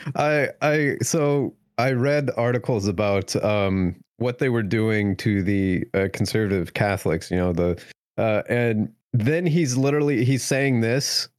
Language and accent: English; United States; as an American